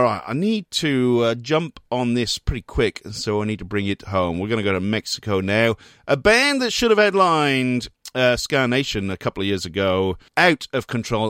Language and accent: English; Wales, United Kingdom; now in Australia; growing up in Wales